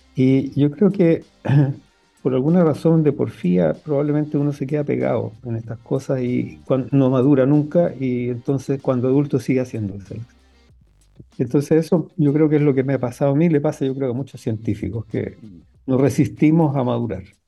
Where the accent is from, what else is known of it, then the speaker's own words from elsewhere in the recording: Arica, Arica y Parinacota, Chile; cuando yo crecí en Arica